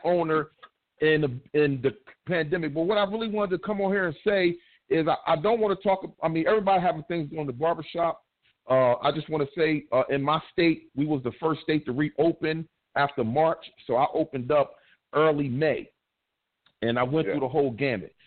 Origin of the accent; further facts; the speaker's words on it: East Coast, United States; I'm from the East Coast, but you know I'll be on the West too